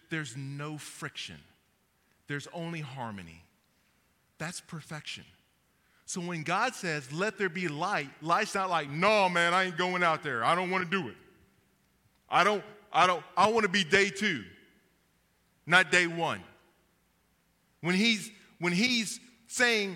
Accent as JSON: {"language": "English", "region": "Kentucky", "country": "United States", "said": "I'm from Kentucky"}